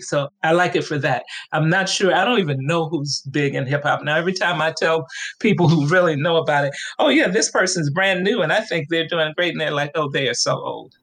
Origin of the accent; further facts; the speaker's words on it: Chicago, Illinois, United States; also born or lived in La Grange, Illinois; Well, I was born in LaGrange, which are the suburbs. Then I lived on the south side. Then my mom and dad divorced, and we moved into public housing on the west side of Chicago.